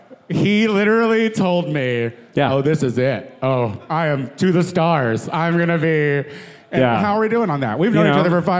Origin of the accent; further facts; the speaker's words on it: Chicago, Illinois, United States; also born or lived in Clinton, Illinois; now in Los Angeles, United States; I'm from Chicago